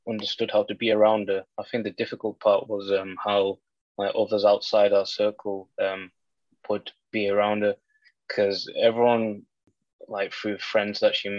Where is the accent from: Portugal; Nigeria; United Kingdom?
United Kingdom; Carlisle, North West England; We're from Carlisle, so we went to the Carlisle hospital then.